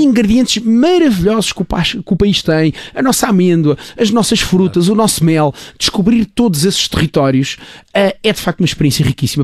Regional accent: Luena, Moxico, Angola; now in Portugal; a terra onde eu nasci, Angola

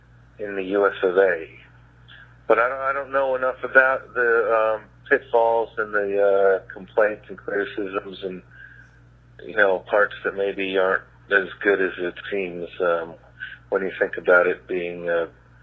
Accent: United States; as an American

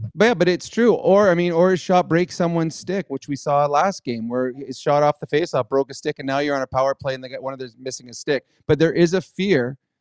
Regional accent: Edmonton, Alberta, Canada; I grew up in Edmonton

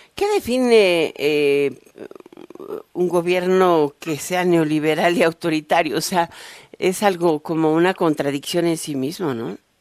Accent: Mexico; los mexicanos

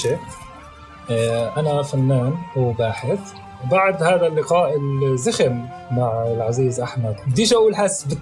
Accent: Palestine; لانه انا بامن انه احنا كفلسطينيين بنمارس آه، هويتنا بطرق مختلفه وباشكال مختلفه وباماكن مختلفه

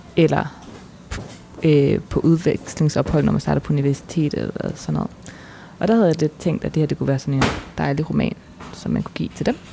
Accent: Denmark; also born or lived in Cairo, Egypt; jeg kommer fra Danmark

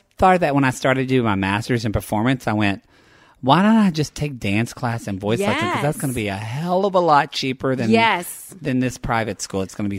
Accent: Oklahoma, United States; now in Los Angeles, United States; I'm from Oklahoma and I'm very white.

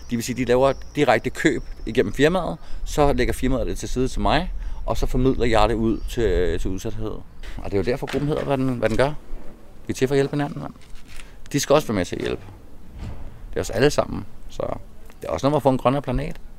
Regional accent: Copenhagen, Capital Region of Denmark, Denmark; now in Fredericia, Denmark; Jeg snakker altså meget, men det er fordi, jeg er københavner, ikke?

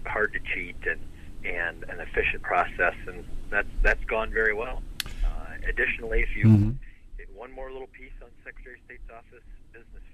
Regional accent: rural Northwest Ohio, United States; also born or lived in Detroit, Michigan; I was born in Detroit, Michigan, and then I hit the lottery because I got adopted by two great parents who raised me in rural Northwest Ohio

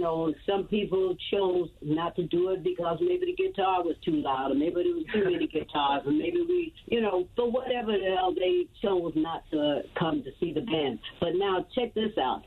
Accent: the South, United States; now in Atlanta, United States; As a Southerner, I cook vegetarian Southern style.

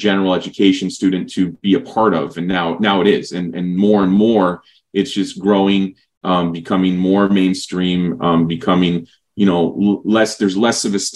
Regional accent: Berwyn, Illinois, United States; now in San Antonio, United States; my hometown, you know, Berwyn, but now, you know, we'll call it Chicago

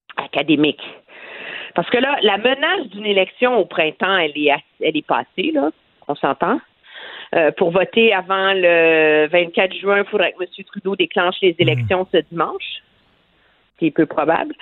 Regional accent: Quebec, Canada; chez nous au Québec

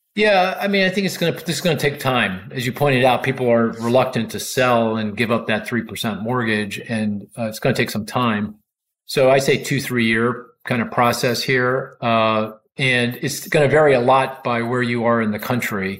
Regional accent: Philadelphia, Pennsylvania, United States; I'm I'm from Philly too

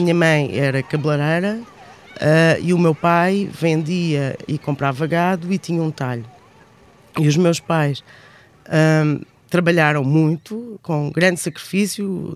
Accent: Alter do Chão, Alentejo, Portugal; moved away as an adult; also born or lived in Edinburgh, Scotland; cresci no Alentejo, numa vila relativamente pequena, que é famosa por causa dos famosos cavalos de Alté de Chão

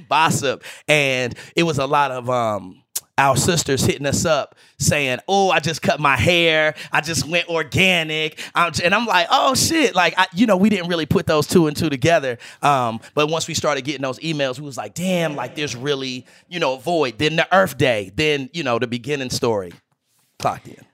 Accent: Greensboro, North Carolina, United States; moved away; Broccoli City was the name that I gave my hometown. I'm from Greensboro, North

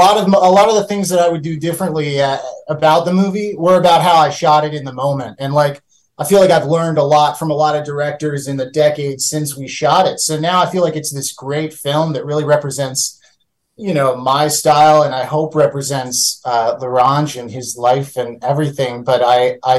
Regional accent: Baltimore, Maryland, United States; I grew up in Baltimore

